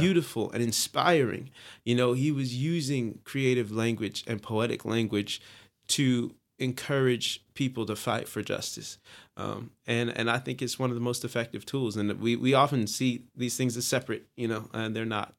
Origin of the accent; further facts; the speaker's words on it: Long Beach, California, United States; I am from Long Beach, California